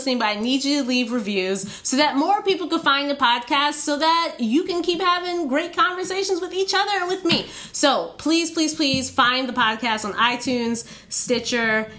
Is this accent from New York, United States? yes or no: yes; New York, United States; I was born in New York